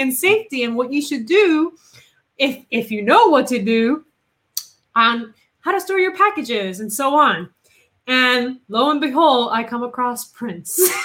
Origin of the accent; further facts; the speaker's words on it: Puerto Rico; English is a second language; moved away; also born or lived in Massachusetts; I am originally from Puerto Rico, right? I was born and raised down there.